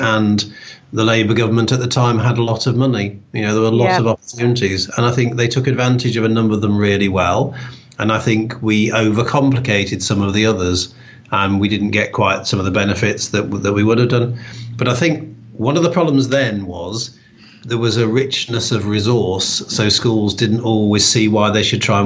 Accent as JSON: {"language": "English", "town": "Newark-on-Trent", "region": "East Midlands", "country": "United Kingdom", "tie": "born or raised there", "also_born_or_lived": "Birmingham / Loughborough / Walsall", "moved": "as an adult", "said": "I grew up in Newark-on-Trent in Nottinghamshire"}